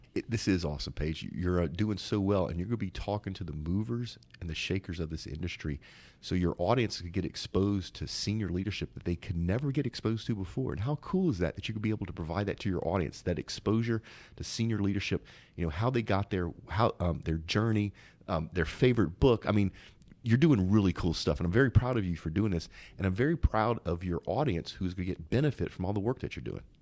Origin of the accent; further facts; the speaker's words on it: Zachary, Louisiana, United States; I'm from a town called Zachary